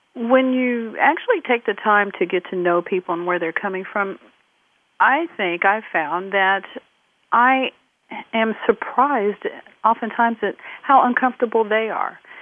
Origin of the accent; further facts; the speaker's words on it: Midwest, United States; growing up in the Midwest in the uh, 1970s with parents who had immigrated from the Caribbean